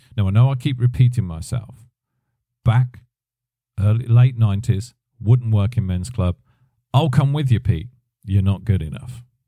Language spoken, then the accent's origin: English; United Kingdom; me being a British guy